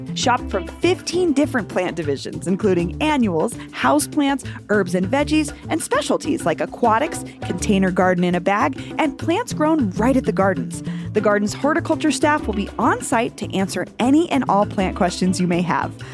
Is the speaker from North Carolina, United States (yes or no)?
no; Cherry Creek, Colorado, United States; I grew up on the Cherry Creek